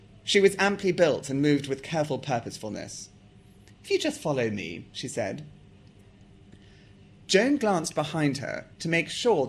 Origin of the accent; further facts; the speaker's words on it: South Africa; And actually, although I sound English, I'm not English. I'm South African, and I can also talk like this to prove that to you.